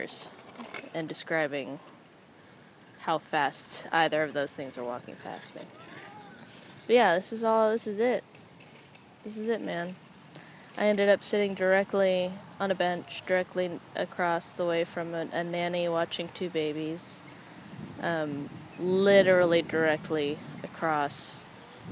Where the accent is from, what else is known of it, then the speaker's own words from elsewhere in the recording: San Jose, California, United States; also born or lived in Los Angeles, California; now in New York, United States; I grew up in San Jose, California